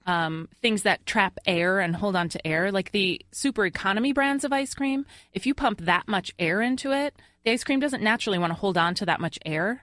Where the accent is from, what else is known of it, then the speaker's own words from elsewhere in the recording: Long Island, New York, United States; moved away; I'm originally from Long Island